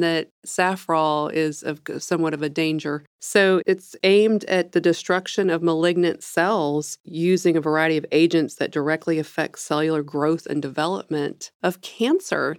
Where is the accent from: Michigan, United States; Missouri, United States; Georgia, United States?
Missouri, United States; I'm from the Midwest, from Missouri